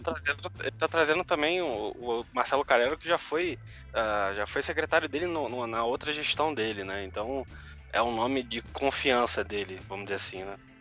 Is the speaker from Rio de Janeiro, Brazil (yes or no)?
yes; Rio de Janeiro, Brazil; now in São Paulo, Brazil; moro em São Paulo, mas eu sou carioca